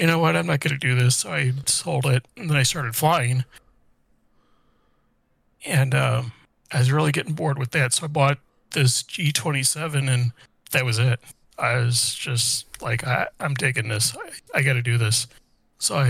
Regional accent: Indianapolis, Indiana, United States; I grew up in Indianapolis.

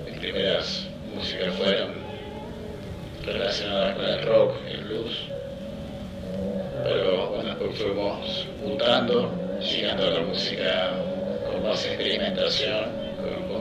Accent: Buenos Aires Province, Argentina; moved away as an adult; also born or lived in La Pampa, Argentina; now in Córdoba, Argentina; soy nativo de en provincia de Buenos Aires. He estado viviendo en mi localidad, por supuesto. También pasé 15 años en La Pampa. Y actualmente estoy viviendo en Córdoba

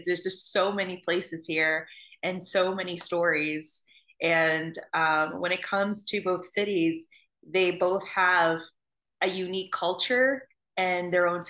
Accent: New Orleans, Louisiana, United States; Feel like I was born into the paranormal growing up in New Orleans.

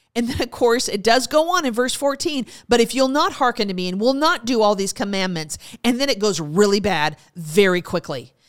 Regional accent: United States; As Americans

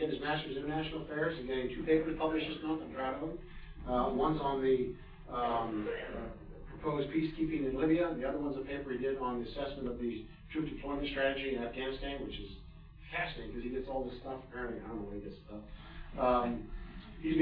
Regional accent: Washington, District of Columbia, United States; I grew up in the Washington, D.C. area.

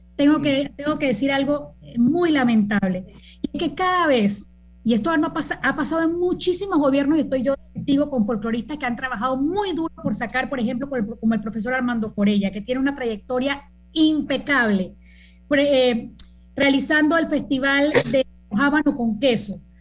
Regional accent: Panama; yo no soy mexicana, eh, yo soy tan panameña como tú

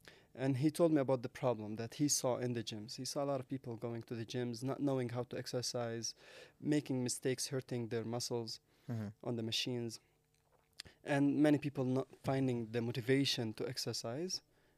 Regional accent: Jerusalem, Palestine; English is a second language; So born and raised in East Jerusalem, right?

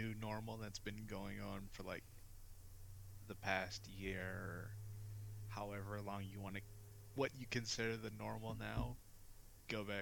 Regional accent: United States; I'm an American

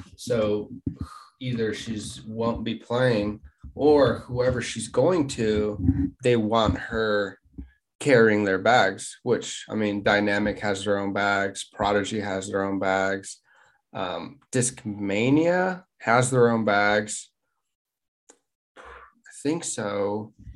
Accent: Wichita, Kansas, United States; we're from Wichita, Kansas.

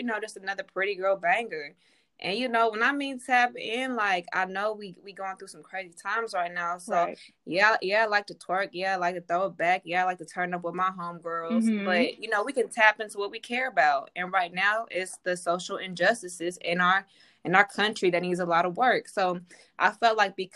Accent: the Bay Area, California, United States; I'm from the Bay

